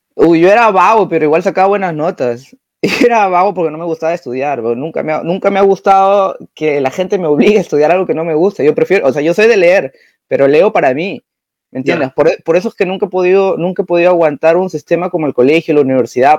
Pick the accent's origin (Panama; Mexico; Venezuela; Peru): Peru; now in Germany; él es, peruano, igual que yo